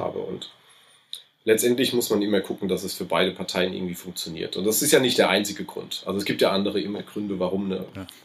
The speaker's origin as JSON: {"language": "German", "town": "Aschaffenburg", "region": "Bavaria", "country": "Germany", "accent": "between Hessian and Lower Franconian", "said": "Also ich fühle mich schon als Aschaffenburger, dementsprechend natürlich als Unterfranke, ähm, auch wenn wir den Slang so dazwischen haben, also zwischen Hessen"}